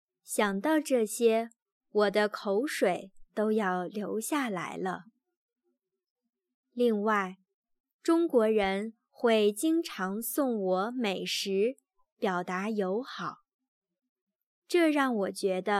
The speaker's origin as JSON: {"language": "Chinese", "country": "Germany", "second_language": "Chinese", "said": "虽然我们德国人喝的咖啡比台湾人大概多两倍，但是，一般德国咖啡厅的咖啡。太难喝了。"}